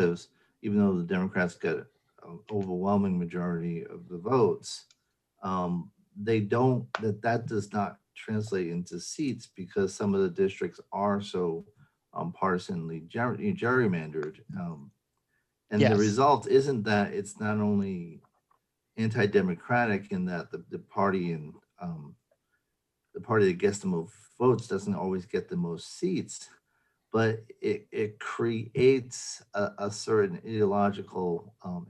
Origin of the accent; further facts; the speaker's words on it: New England, United States; now in California, United States; I grew up in New England